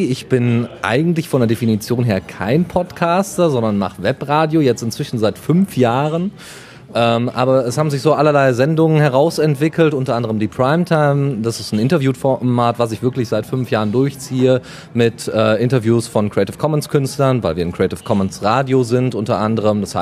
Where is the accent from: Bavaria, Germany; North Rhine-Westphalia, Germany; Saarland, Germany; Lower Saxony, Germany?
North Rhine-Westphalia, Germany; Düsseldorf; bin, wie der Herr Rüttlauf, auch in Düsseldorfer Jung eigentlich und auch wegen der Liebe ins Ruhrgebiet gezogen.